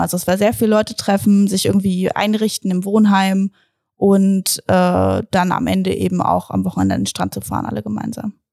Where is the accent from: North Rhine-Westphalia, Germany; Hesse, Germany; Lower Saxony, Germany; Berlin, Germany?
Lower Saxony, Germany; Braunschweig; ich komme aus Braunschweig